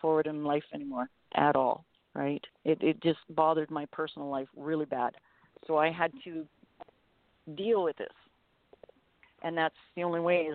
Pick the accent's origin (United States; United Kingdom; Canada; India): Canada; Medicine Hat, Alberta; I remember when I was in school, them finding footprints, and I come from Medicine Hat, Alberta